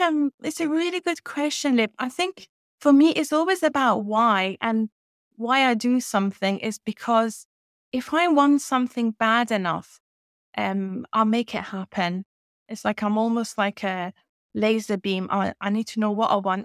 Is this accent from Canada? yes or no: no; Iran; English is a second language; moved away as an adult; now in United Kingdom; I was born in Iran and raised in Iran, um, and I lived there till I was twenty-one